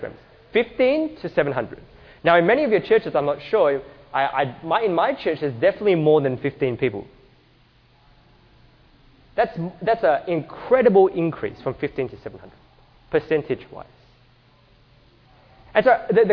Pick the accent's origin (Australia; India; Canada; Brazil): Australia; we are from Australia